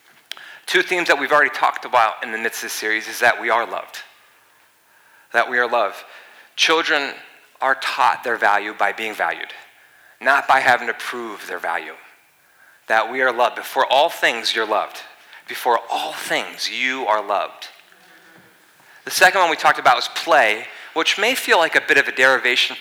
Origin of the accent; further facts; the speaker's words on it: East Coast, United States; moved away; I'm from the East Coast